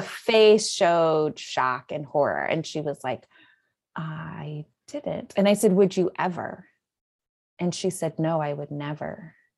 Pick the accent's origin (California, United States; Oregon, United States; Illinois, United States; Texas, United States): Illinois, United States; moved away as an adult; now in Houston, United States; I'm originally from Illinois.